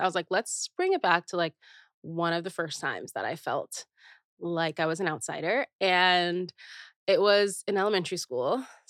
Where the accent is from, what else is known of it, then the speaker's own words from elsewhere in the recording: Naperville, Illinois, United States; I was born in Chicago area